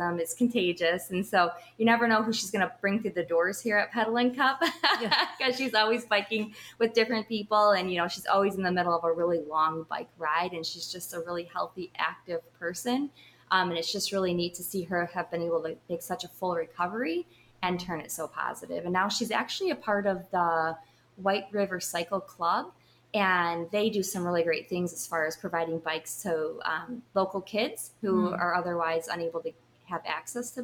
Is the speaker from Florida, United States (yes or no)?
no; Richmond, Illinois, United States; moved away as an adult; now in Lake Geneva, Wisconsin, United States; We grew up in the Northern Illinois area.